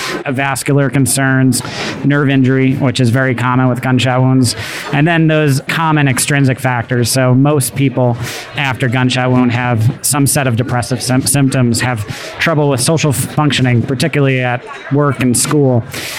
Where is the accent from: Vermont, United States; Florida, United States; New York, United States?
New York, United States; New York City; I'm from New York, New York.